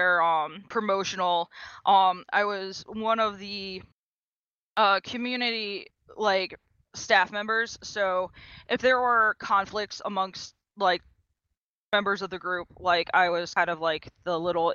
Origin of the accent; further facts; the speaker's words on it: Maryland, United States; I'm from the East Coast in a very, very small state just below New York and Pennsylvania. It's called Maryland